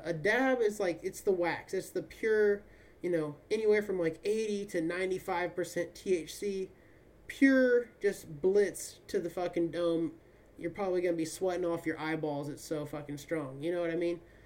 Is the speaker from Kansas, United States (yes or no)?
yes; Kansas, United States; moved away as an adult; now in California, United States; growing up in Kansas